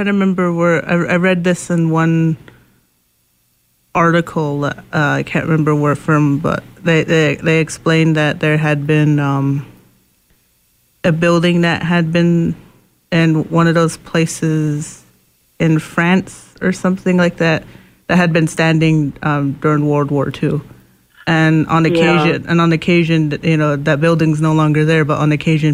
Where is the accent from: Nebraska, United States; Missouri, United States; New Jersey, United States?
Nebraska, United States; Macy; also born or lived in Pine Ridge, South Dakota; a lot of the grounds that I grew up in on the Macy Indian Reservation, and I'm native, you know, I'm Lakota